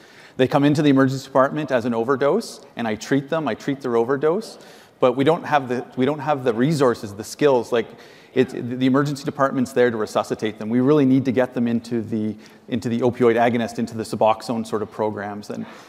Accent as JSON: {"language": "English", "town": "Ottawa", "region": "Ontario", "country": "Canada", "lives_now": "Thunder Bay, Canada"}